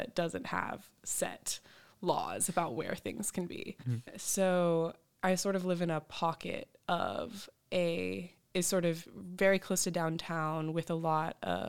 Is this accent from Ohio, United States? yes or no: no; Houston, Texas, United States; So I was born and raised in Houston, Texas. Love Houston. It was such a great place to grow up. I grew up in a really cool community called Montrose. That's my neighborhood.